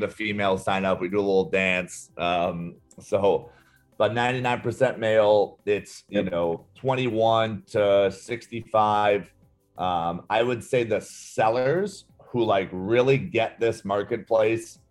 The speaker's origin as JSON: {"language": "English", "region": "Illinois", "country": "United States", "tie": "born or raised there", "said": "Illinois, which is my hometown."}